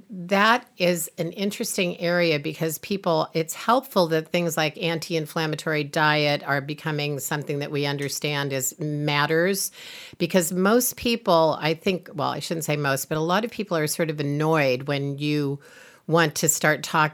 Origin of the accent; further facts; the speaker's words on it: Iowa, United States; Maybe it's in the way I grew up in Iowa eating corn.